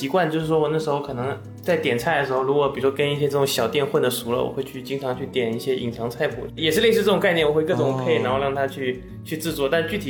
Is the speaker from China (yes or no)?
yes; Fujian, China; 就是我我因为我福建人嘛，我们福建有个习惯，就是有时候我不知道是不是所有福建人都是这样